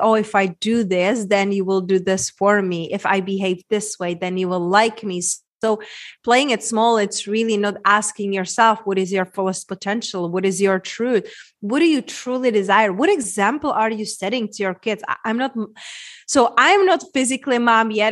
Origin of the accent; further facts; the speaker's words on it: Czechia; moved away; my accent, Czech Republic, small little town where I grew up